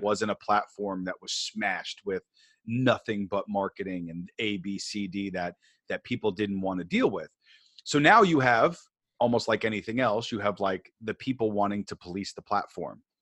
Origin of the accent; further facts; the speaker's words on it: New York, United States; I grew up on the East Coast, I grew up in New York